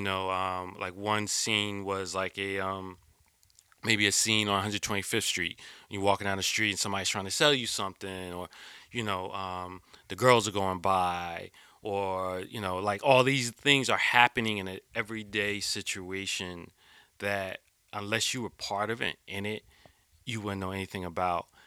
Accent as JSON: {"language": "English", "region": "East Coast", "country": "United States", "tie": "born or raised there", "also_born_or_lived": "Philadelphia, Pennsylvania / Jersey City, New Jersey / New York", "said": "I grew up on the East Coast, uh, born in Philly, um, lived in Jersey City, uh, which became my heart."}